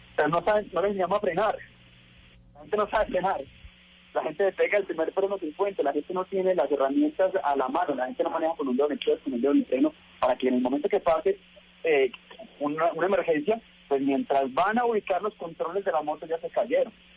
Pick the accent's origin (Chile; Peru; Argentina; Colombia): Colombia; mi país